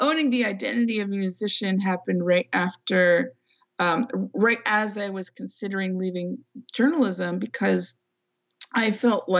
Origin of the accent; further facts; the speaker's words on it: Fresno, California, United States; now in San Francisco Bay Area, United States; I was originally from the San Francisco Bay Area, like when I was a kid. But then we moved when I was 8 to the Central Valley, which is, you know, middle part of the state, flatlands